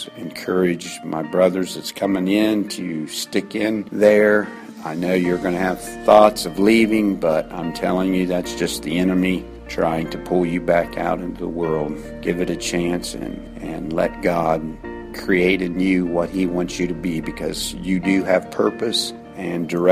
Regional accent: Xenia, Ohio, United States; I'm from Xenia, Ohio

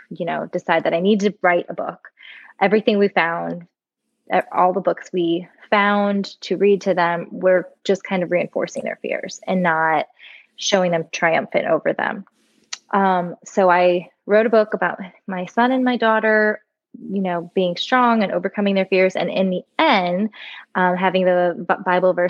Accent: Florida, United States; moved away as an adult; now in Nashville, United States; I am born and raised in Florida, just recently and bitterly moved to Nashville, Tennessee

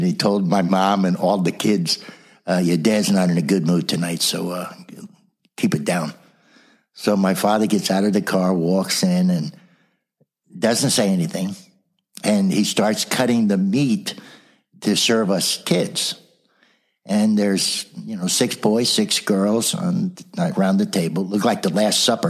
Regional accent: South Orange, New Jersey, United States; also born or lived in Brooklyn, New York; was born in Brooklyn, New York, raised in New Jersey, right near Seton Hall University

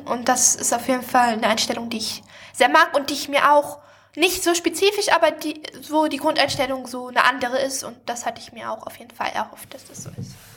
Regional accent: Germany; now in Stavanger, Norway; ich bin ja nicht in der Stadt aufgewachsen, aber ich war natürlich in Wiesbaden oder auch mal in Frankfurt

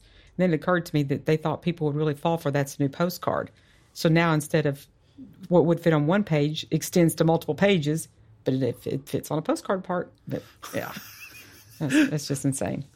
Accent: Dallas, Texas, United States; also born or lived in Georgia; I grew up here in the Dallas area

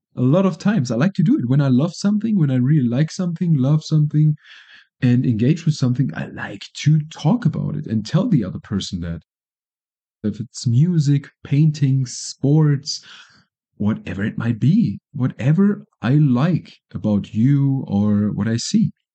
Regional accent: Germany; moved away as an adult; now in Colombia; I'm from Germany, living in Colombia now, permanently for now

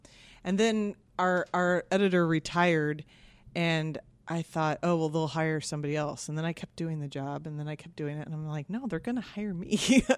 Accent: Kansas, United States; moved away as an adult; also born or lived in East Coast; now in San Francisco, United States; I am from Kansas.

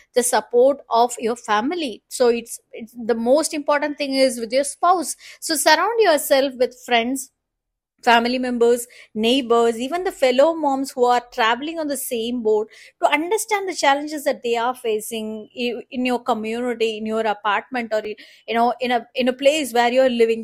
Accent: India; As the Indian woman

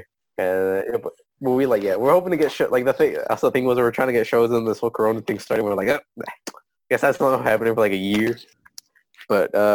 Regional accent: United States; I was born in the U.S. I'm American by like legally

